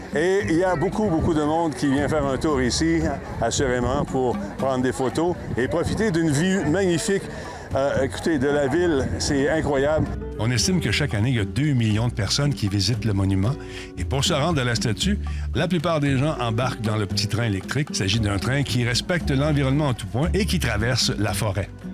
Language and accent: French; Canada; on vient du Canada